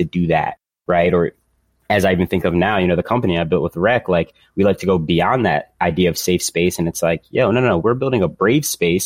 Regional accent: Philadelphia, Pennsylvania, United States; I grew up in Philadelphia here in the inner city

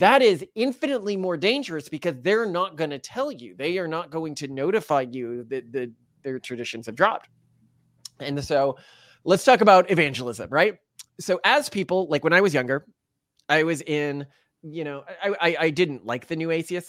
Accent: Texas, United States; I grew up in Texas

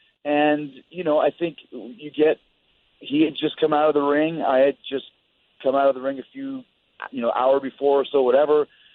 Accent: Winnipeg, Manitoba, Canada; growing up where I grew up in Winnipeg and, you know, my dad's lineage of being in the NHL

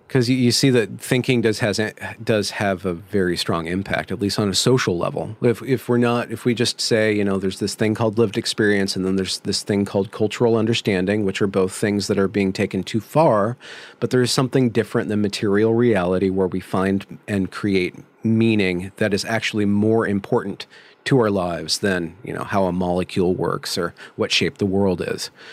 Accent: Ukiah, California, United States; I was born in California in, uh, Mendocino County.

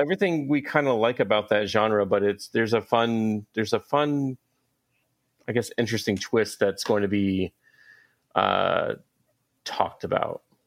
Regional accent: Atlanta, Georgia, United States; now in Baltimore, United States; I'm I'm from Atlanta, but I live in Baltimore now

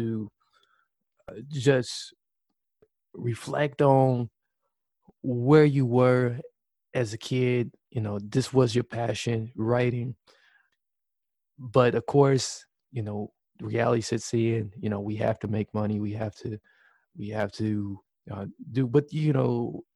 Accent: Wisconsin, United States; So we are both Wisconsinites

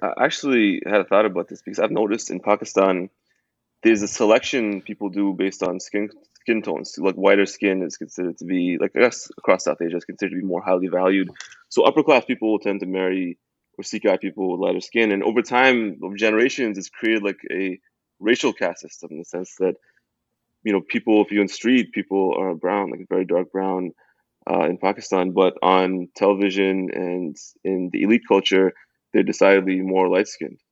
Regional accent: Toronto, Ontario, Canada; I grew up in Toronto. I grew up, I grew up in Canada

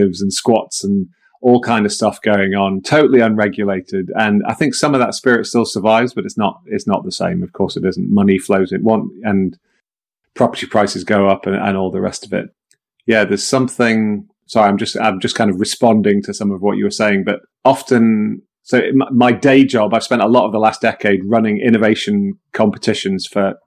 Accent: Manchester, North West England, United Kingdom; I grew up in Manchester in the sort of late 70s and 80s in the UK

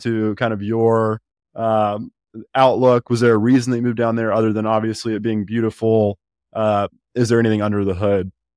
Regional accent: Birmingham, Alabama, United States; I'm from Alabama, um, fr, but from Birmingham

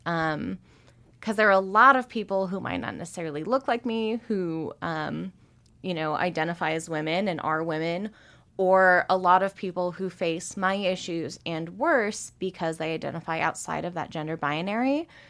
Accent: Spokane, Washington, United States; now in Missoula, United States; growing up in Spokane

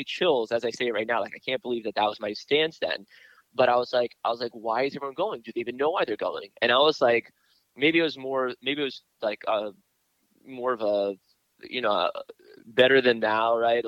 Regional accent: Miami, Florida, United States; also born or lived in New York / Israel; Growing up in Miami, in the area that I grew up in, it's one of the zip codes to this day that there is no church in the zip code

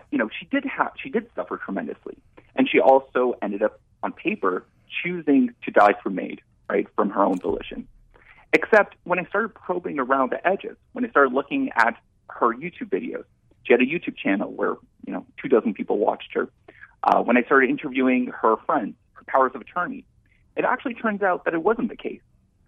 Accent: Canada; I'm a Canadian citizen.

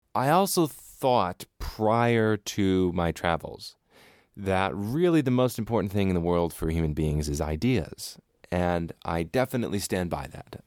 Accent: United States; Growing up in America, if you come from any kind of more right-wing background

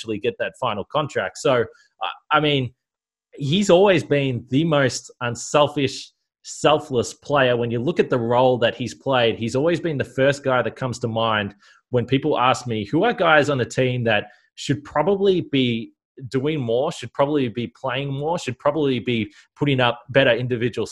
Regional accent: Australia; as an Australian

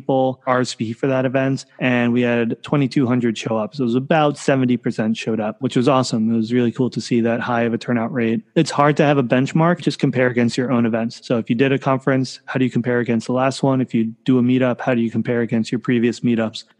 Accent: New York, United States; now in San Francisco, United States; I grew up in New York. I live in San Francisco now.

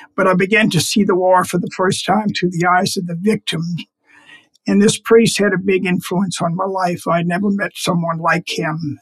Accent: United States; my country, the United States

